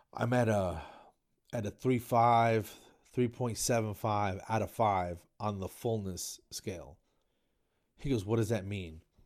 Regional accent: New Jersey, United States; I grew up in New Jersey

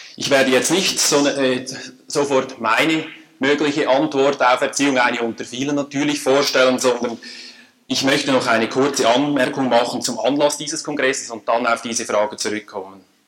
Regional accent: Switzerland; accent: Swiss (like Emil Steinberger)

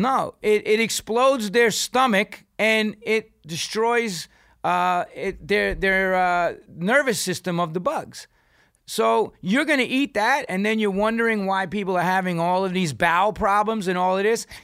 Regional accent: New York, United States; I'm from New York

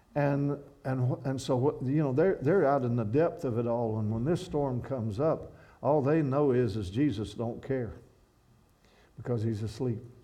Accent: Kentucky, United States; moved away as an adult; I'm from Kentucky where I once walked along Skaggs Creek young and quiet in gentle days and skipping rocks.

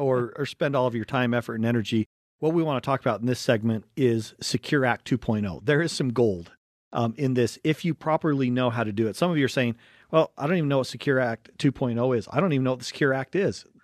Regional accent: Wasatch Front, Utah, United States; we grew up in, in Utah, and, um, we grew up right on the Wasatch Front.

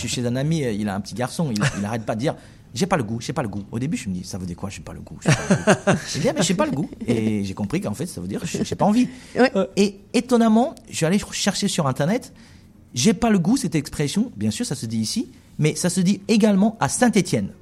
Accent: China; French is a second language; also born or lived in Brest, France; je suis chinois

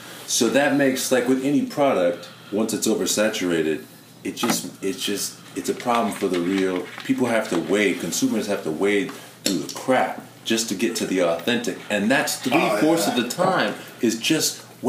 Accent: California, United States; I'm coming from Hollywood. I'm coming from, I'm from Cali.

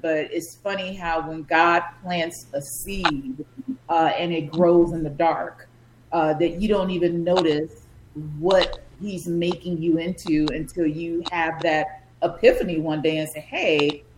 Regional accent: Chicago, Illinois, United States; I just grew up on the South Side near the lakefront, and um, yeah, that's where I'm from

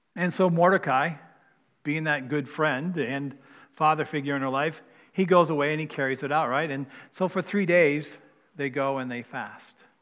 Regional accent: East Coast, United States; moved away; I'm from the East Coast

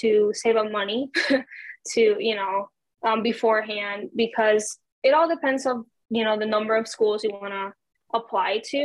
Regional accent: Puerto Rico; English is a second language; I'm from Puerto Rico

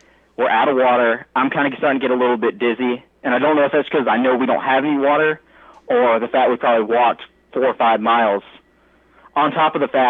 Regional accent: United States; accent: American; screaming in a loud American accent

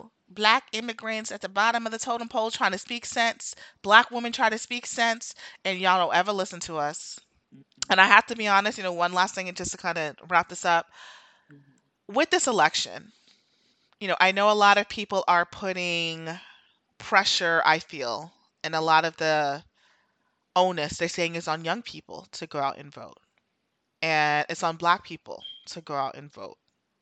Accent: New York City, New York, United States; I listen, I grew up in New

